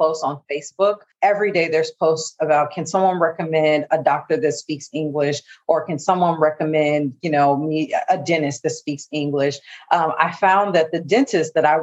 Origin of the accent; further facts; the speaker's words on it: Chicago, Illinois, United States; moved away as an adult; also born or lived in Seattle, Washington; now in Manta, Ecuador; I grew up in Chicago in the inner city